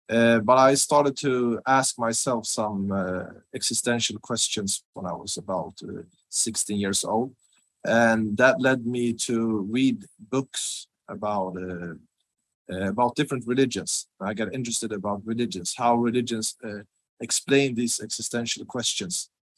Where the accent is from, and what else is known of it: Sweden; English is a second language